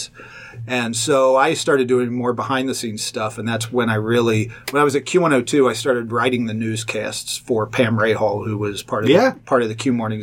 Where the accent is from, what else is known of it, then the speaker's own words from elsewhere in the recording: Pleasant Run, Ohio, United States; I grew up, it's very near Fairfield, called Pleasant Run. I went to Northwest High School